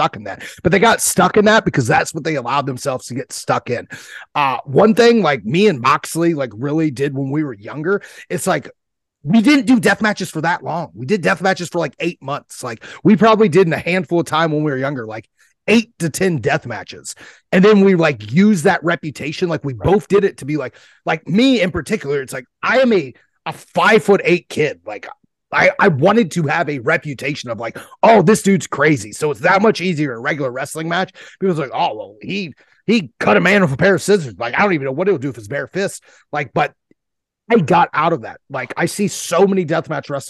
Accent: Ohio, United States; I'm from Ohio. We got a whole different jargon over here

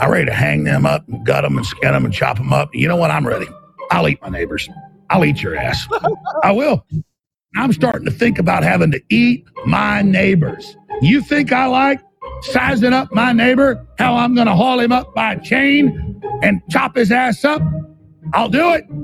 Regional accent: Dallas, Texas, United States; I grew up in Dallas, Texas with my family doing things like uh, helping take in East German defectors, okay?

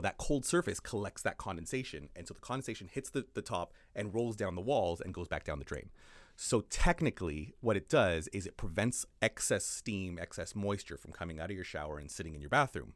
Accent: Canada; now in New Zealand; I, as a Canadian

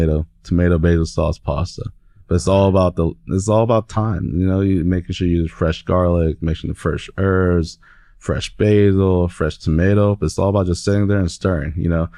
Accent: Seattle, Washington, United States; now in Oklahoma, United States; I'm from Seattle. I mean, we got hills everywhere, mountains everywhere.

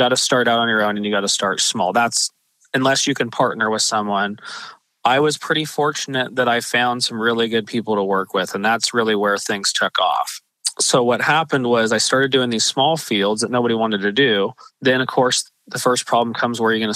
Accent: Eugene, Oregon, United States; I grew up in Eugene, Oregon, which is just south of Junction City, about 10 or 15 miles

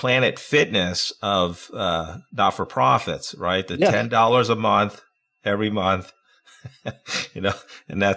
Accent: Peekskill, New York, United States; I grew up in Peekskill, New York

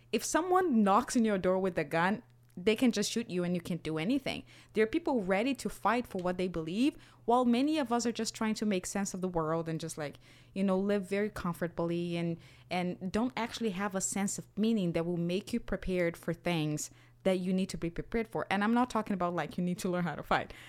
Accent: Brazil; moved away; I'm from Brazil.

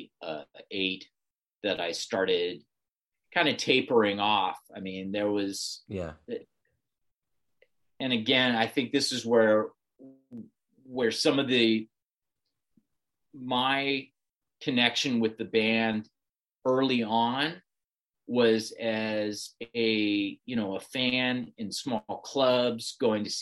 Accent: Bay Area, California, United States; born or raised there

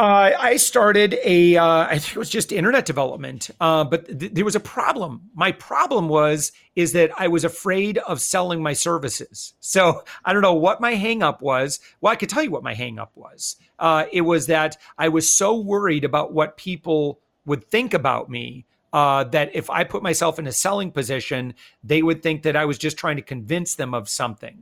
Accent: West Michigan, United States; moved away; also born or lived in Hawaii; I'm originally from West Michigan

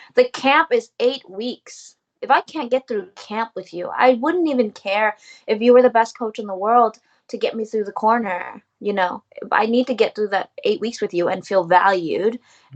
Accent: United States; I am Vietnamese American, living in America, soon to be uh, residing in Asia

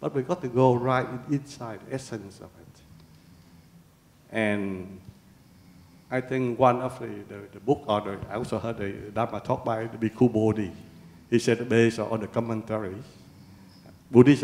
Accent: Vietnam; now in Australia; I was born in Vietnam

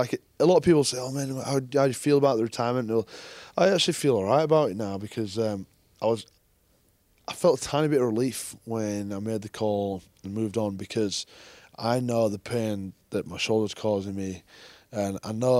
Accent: England, United Kingdom; Being an Englishman is a challenge

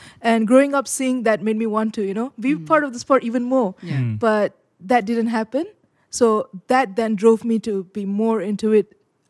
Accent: Malaysia; especially for younger boys growing up in Malaysia, you can go out and play street games.

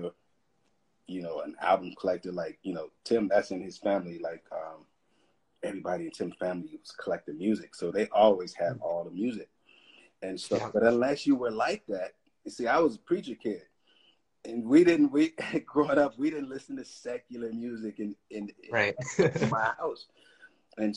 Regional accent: Peoria, Illinois, United States; now in Los Angeles, United States; growing up in Peoria

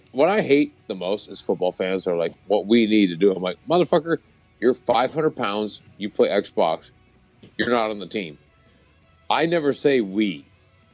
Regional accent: the South, United States; now in Southern California, United States; I grew up in the South

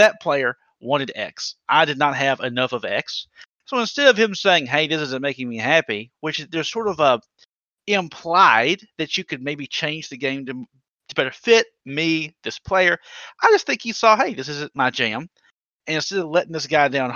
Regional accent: the South, United States; I'm from the South

